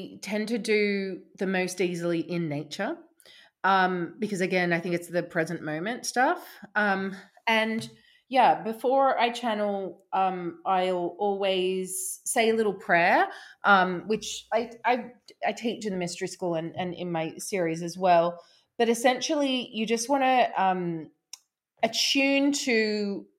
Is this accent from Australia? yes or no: yes; Australia; moved away as an adult; also born or lived in London; now in Somerset, United Kingdom; I grew up in Australia. I moved to London when I was, what, like 25. And then I now live in Somerset